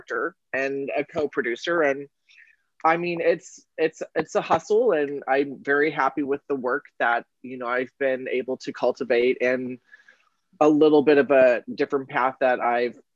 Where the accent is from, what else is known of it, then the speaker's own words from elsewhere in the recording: Colorado, United States; moved away as an adult; also born or lived in San Francisco, California; now in Los Angeles, United States; was raised in Colorado by my mom